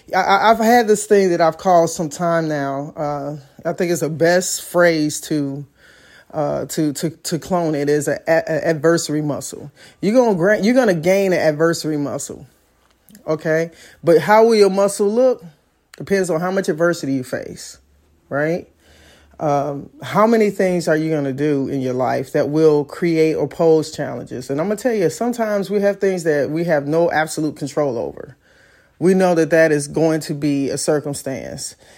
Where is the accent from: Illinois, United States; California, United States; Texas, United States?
Illinois, United States; Chicago; I'm from Chicago, so driver's education was a curriculum that we had in school